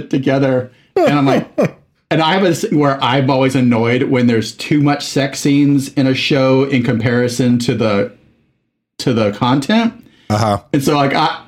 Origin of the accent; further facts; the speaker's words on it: Mexico; moved away as an adult; I was in Mexico from age 8 to 19